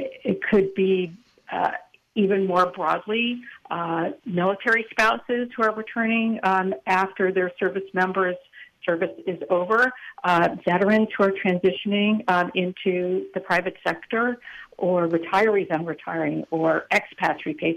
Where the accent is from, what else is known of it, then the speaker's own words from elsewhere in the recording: Long Beach, California, United States; moved away as an adult; also born or lived in Boston area; now in Boston, United States; I was born and raised in Long Beach, California, in Southern California